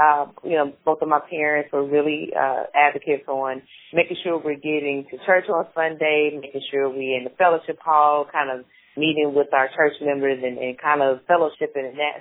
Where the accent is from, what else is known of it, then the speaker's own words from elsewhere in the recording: Atlanta, Georgia, United States; moved away as an adult; now in Memphis, United States; So I am originally from Atlanta, Georgia. I grew up in the heart of Southwest Atlanta.